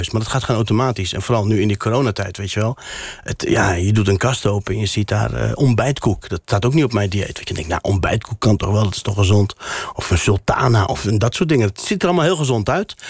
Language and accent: Dutch; Morocco; first language Berber; Dutch is a second language; now in Netherlands; Dat is ook mijn, mijn moedertaal, Berbers. Je hebt Berbers en Arabisch.